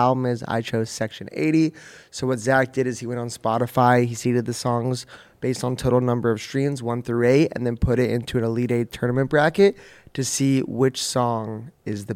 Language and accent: English; Manhattan Beach, California, United States; my hometown of Manhattan Beach